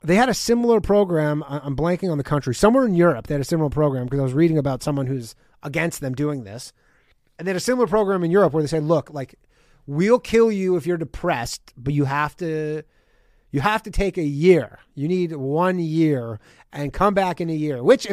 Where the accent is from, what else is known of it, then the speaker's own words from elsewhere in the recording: Canada; my home country of Canada